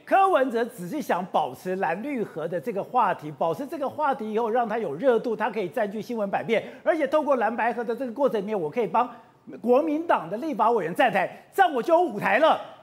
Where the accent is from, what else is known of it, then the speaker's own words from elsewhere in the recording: Changhua County, Taiwan; 彰化，哎，我的故乡